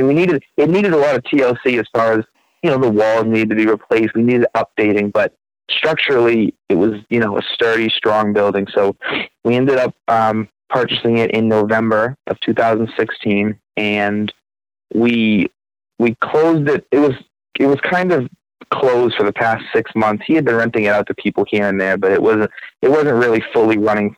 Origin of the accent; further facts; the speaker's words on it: about 20 minutes south of Boston, Massachusetts, United States; moved away as an adult; now in Conway, United States; I am originally from Massachusetts, about 20 minutes south of Boston